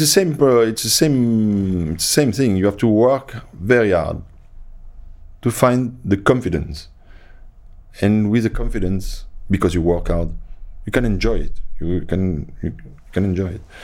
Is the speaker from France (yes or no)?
yes; France; moved away as an adult; also born or lived in England; I came from France.